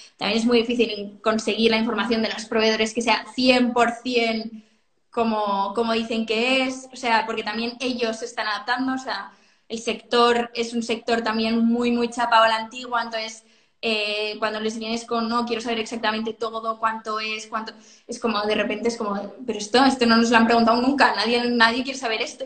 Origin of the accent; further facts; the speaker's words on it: Sant Cugat del Vallès, Catalonia, Spain; now in Barcelona, Spain; yo de San Cugat, ¿eh? Ahora vivo en Barcelona, pero soy de San Cugat